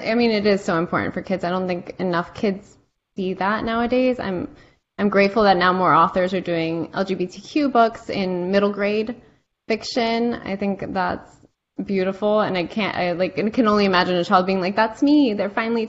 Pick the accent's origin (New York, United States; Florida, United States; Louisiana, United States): Florida, United States; Miami; I'm Cuban American. Even though I was raised in the States, I didn't get the American experience fully because I was in Miami.